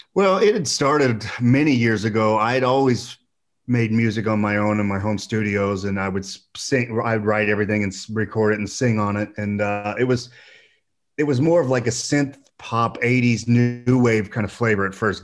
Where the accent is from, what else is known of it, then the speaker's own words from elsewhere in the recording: Boonville, Indiana, United States; moved away as an adult; also born or lived in Oakland City, Indiana / Los Angeles / San Diego / Las Vegas; I lived right outside of Evansville most of my life, uh, in a small town called Booneville